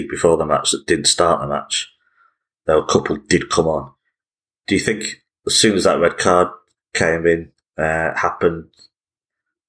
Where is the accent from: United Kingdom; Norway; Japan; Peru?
United Kingdom; England; we're English